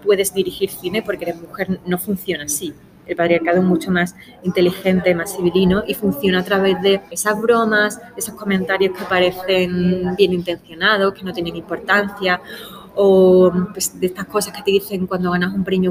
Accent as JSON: {"language": "Spanish", "country": "Spain", "said": "nuestro país"}